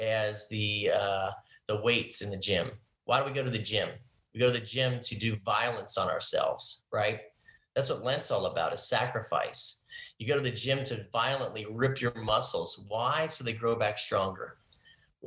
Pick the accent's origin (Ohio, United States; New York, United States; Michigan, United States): Ohio, United States; Cincinnati; moved away as an adult; now in Austin, United States; I grew up in Ohio, and now moving to Texas